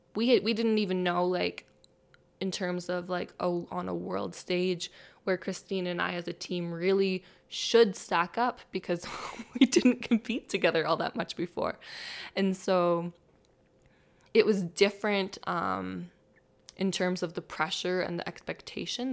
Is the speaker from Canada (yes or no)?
yes; Barrhead, Alberta, Canada; I grew up in Barnard